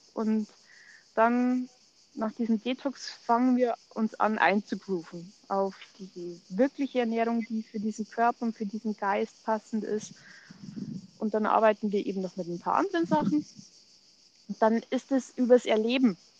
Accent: Munich, Bavaria, Germany; Ich komme aus München, bin noch 42 ähm, und lebe mit meiner Familie äh, ja, im Münchner Westen

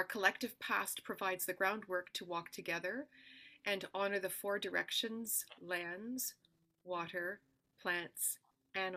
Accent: Ontario, Canada; also born or lived in Ottawa, Ontario / London, Ontario / Listowel, Ontario / Toronto, Ontario; I was born in Ottawa, Ontario, to two musical parents

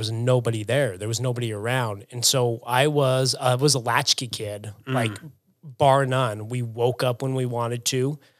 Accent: Syracuse, Utah, United States; I grew up in Syracuse, Utah. That's not New York. That's Syracuse.

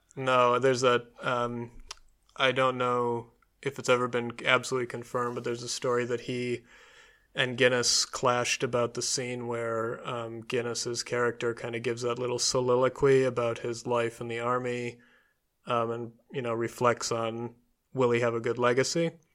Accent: Michigan, United States; also born or lived in New York; my home state of Michigan

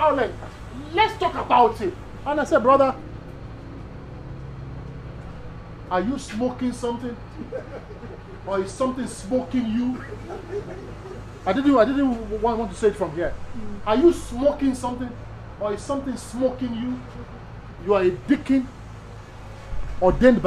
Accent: Nigeria; I'm Nigerian by birth

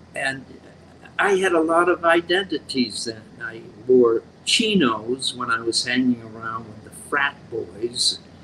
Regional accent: Worcester, Massachusetts, United States; I'm from Worcester, Mass

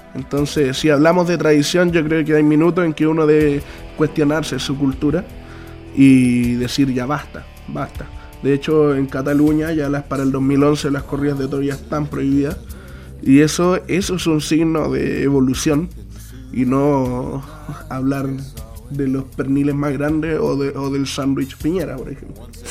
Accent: Chile; nosotros como chilenos

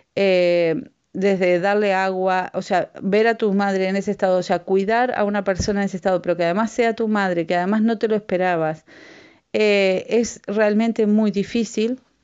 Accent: Uruguay; moved away; yo soy de Uruguay eh, mi, familia también es de Uruguay

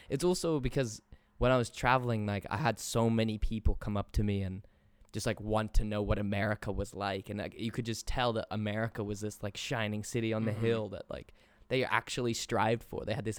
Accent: England, United Kingdom; So I end up having that conversation over and over again, and like solidified in my head, like yes, I am English.

